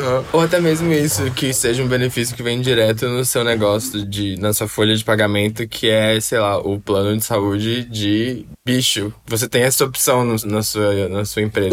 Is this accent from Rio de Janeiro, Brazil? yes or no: no; Belo Horizonte, Minas Gerais, Brazil; now in São Paulo, Brazil; Belo Horizonte, de onde eu sou